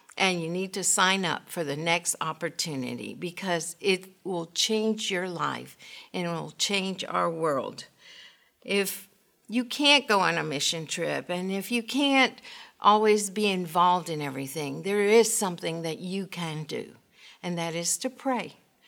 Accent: Honduras; born there; I was born in Honduras, Central America, and my father was an international lawyer. He spoke five languages, and my mother said that we were gypsies because we moved every 3 or 4 years.

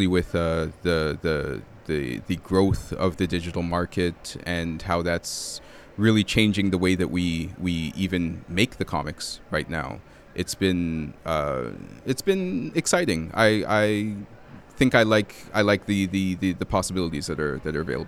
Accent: Toronto, Ontario, Canada; I'm from Toronto, which has a very robust comic book scene

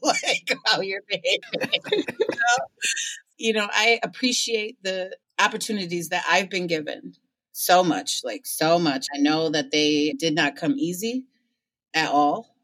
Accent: Ann Arbor, Michigan, United States; now in Detroit, United States; I'm in Detroit now, but I'm from Ann Arbor, Michigan

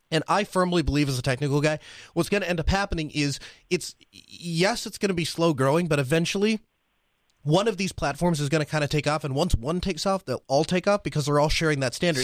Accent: Red Forks, United States; I was born here in Red Forks.

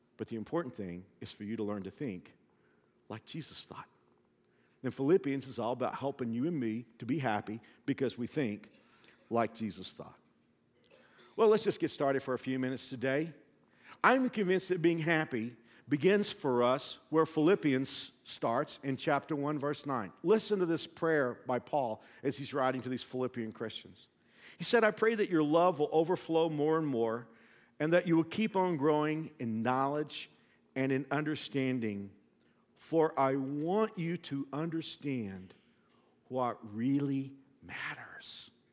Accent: the South, United States; I'm from the South

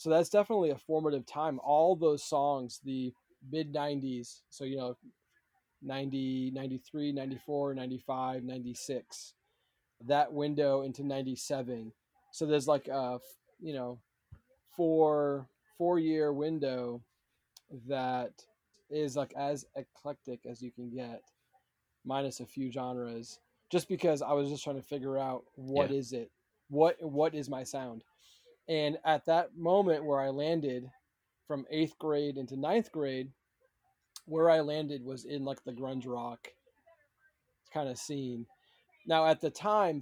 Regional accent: Massachusetts, United States; also born or lived in Rhode Island; We moved from Rhode Island into Massachusetts

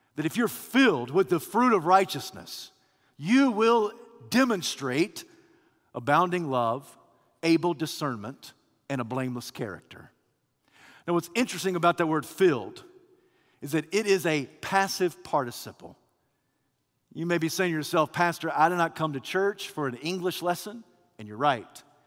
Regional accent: Kentucky, United States; now in Alabama, United States; I was born and raised in Kentucky, of all places.

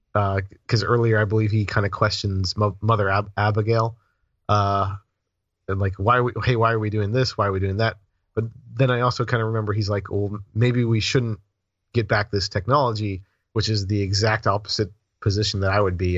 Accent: the South, United States; I grew up in the South

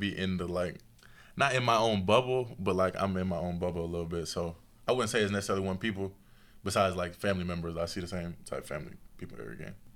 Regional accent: Tennessee, United States; being from Tennessee

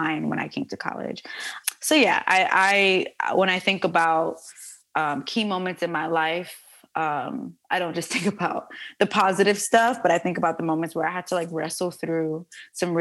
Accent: New York City, New York, United States; this girl born and raised in the Bronx

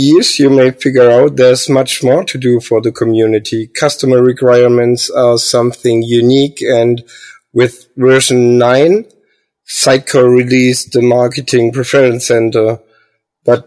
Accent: Heilbronn, Baden-Württemberg, Germany; I'm from Heilbronn, Germany

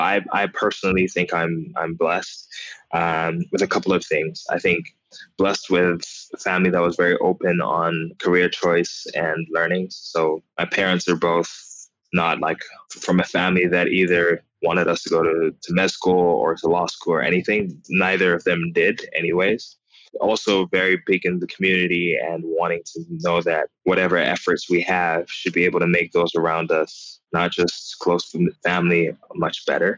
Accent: United States; growing up in the United States where the first Black president ever

